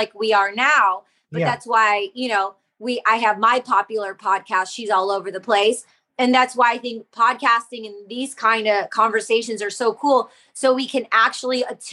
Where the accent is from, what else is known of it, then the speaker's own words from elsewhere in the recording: Detroit, Michigan, United States; I grew up in the Detroit electronic music scene with all the best international DJs from around the world